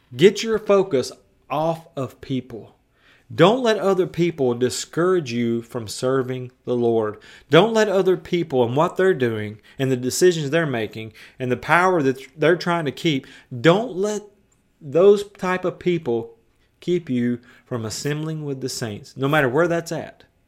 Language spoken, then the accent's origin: English; West Tennessee, United States; I was a semi-professional skateboarder as a teenager in West Tennessee. I skated all over my hometown